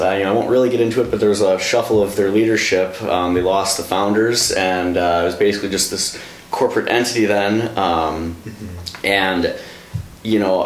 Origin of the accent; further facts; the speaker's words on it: Brookfield, Wisconsin, United States; I'm from Brookfield